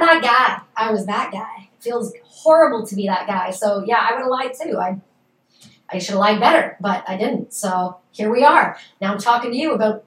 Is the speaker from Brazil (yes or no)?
no; Canada; I'm Canadian